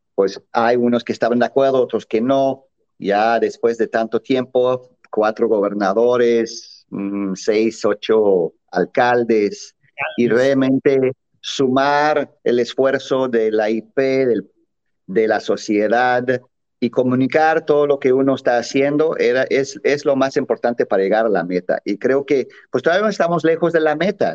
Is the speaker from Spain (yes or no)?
no; Mexico; en México también nos sentimos muy alejados